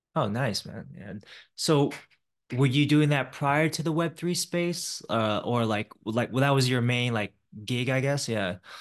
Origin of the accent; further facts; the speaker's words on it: Silicon Valley, California, United States; I grew up in the Silicon Valley area